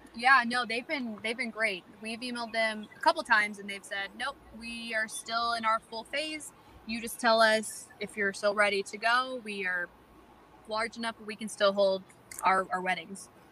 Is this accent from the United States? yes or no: yes; North Carolina, United States; born or raised there; also born or lived in Florida